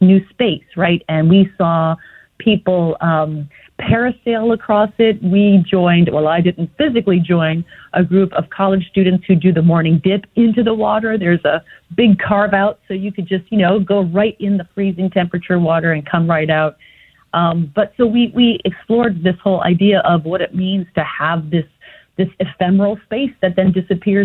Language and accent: English; New England, United States; I grew up in New England